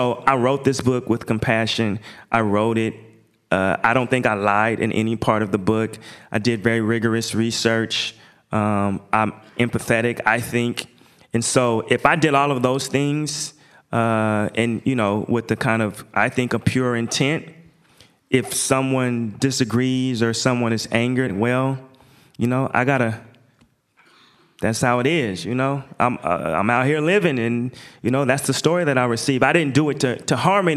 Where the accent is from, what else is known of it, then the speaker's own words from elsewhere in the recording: Portland, Oregon, United States; I'm from Portland.